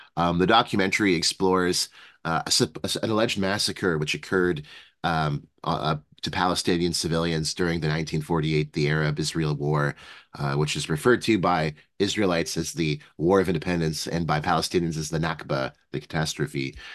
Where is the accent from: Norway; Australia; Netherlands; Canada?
Canada; speaking as a Canadian because, you know, here in Canada